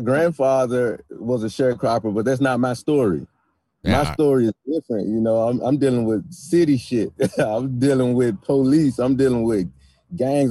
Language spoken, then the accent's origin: English; Memphis, Tennessee, United States; I grew up in Memphis and on Beale Street